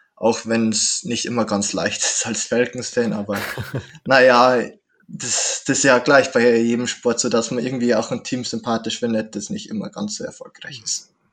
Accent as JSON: {"language": "German", "town": "Straubing", "region": "Bavaria", "country": "Germany", "said": "in der Stadt, wo ich herkomme, Straubing"}